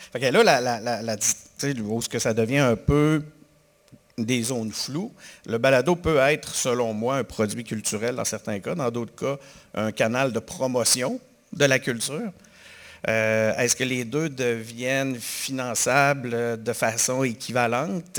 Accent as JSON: {"language": "French", "town": "Quebec City", "region": "Quebec", "country": "Canada", "said": "je suis de Québec, puis là, je viens à Montréal moins souvent depuis un certain temps"}